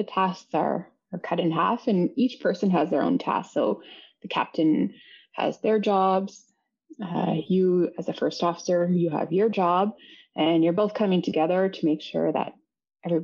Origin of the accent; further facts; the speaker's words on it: Inukjuak, Quebec, Canada; I always love going to my hometown. So when I go to Inukjuak, I always love landing there.